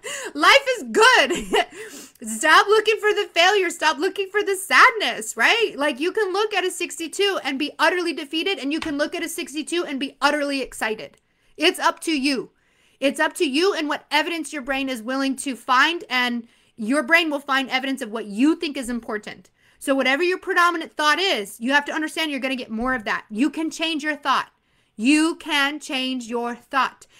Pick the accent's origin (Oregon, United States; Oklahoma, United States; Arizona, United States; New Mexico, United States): Arizona, United States; I'm from Arizona.